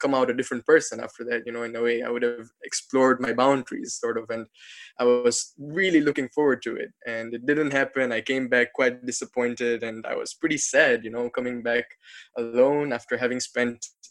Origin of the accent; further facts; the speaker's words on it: Tanzania; I came back to my home country of Tanzania